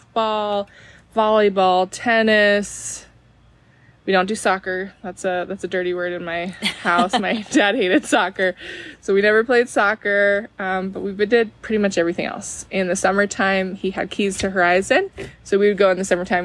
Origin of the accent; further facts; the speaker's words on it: Spokane, Washington, United States; I am from Spokane, born and raised